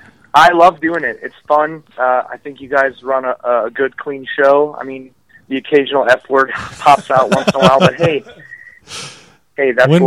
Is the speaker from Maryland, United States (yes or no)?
no; Minneapolis, Minnesota, United States; I'm from Minneapolis. I broke in Minnesota.